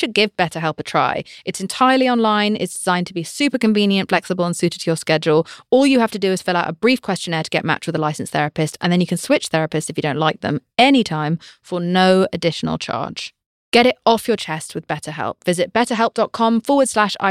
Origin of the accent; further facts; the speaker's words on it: United Kingdom; I'm British